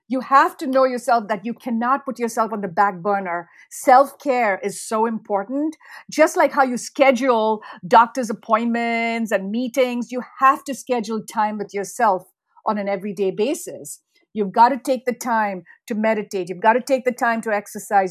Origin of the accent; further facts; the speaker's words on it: India; moved away as an adult; now in United States; I grew up in India